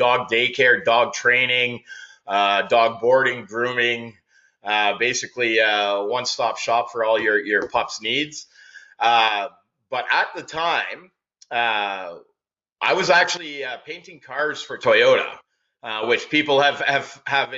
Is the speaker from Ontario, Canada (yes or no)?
yes; Sudbury, Ontario, Canada; now in Barrie, Canada; when I was a kid growing up in Sudbury, Ontario